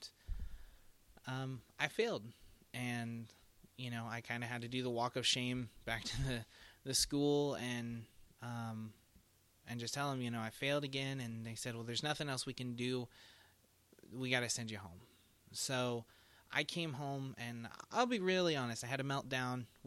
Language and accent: English; Indiana, United States; they sent me down to Indianapolis because we are from Indiana.